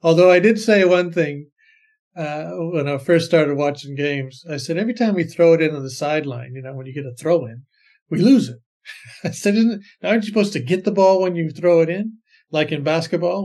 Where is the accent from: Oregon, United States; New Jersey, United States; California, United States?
California, United States; Bay Area; moved away as an adult; also born or lived in Singapore; now in Sydney, Australia; I grew up in the Bay Area